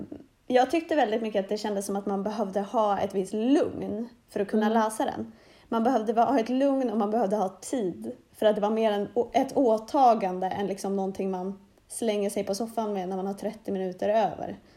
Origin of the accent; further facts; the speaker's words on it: Norrland, Sweden; Jag är från Norrland